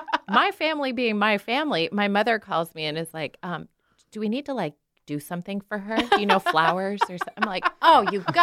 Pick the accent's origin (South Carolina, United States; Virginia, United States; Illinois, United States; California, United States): Virginia, United States; Springfield; And I grew up in Springfield, Virginia, not the South.